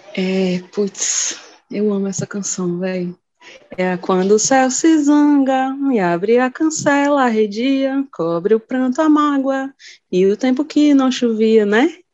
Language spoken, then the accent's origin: Portuguese; Brasília, Federal District, Brazil; accent: sotaque de Brasília; Vim de Brasília, né? Que é onde eu nasci, onde eu moro